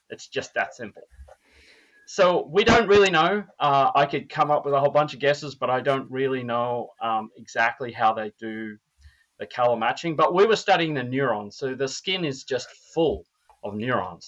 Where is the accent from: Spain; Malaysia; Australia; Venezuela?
Australia; now in Minnesota, United States; I'm Australian.